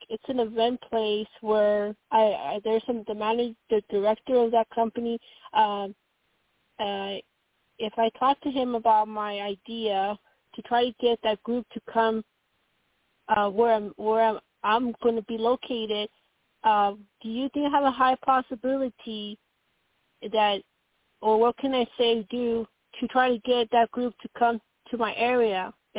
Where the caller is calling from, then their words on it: Colorado, United States; from Colorado.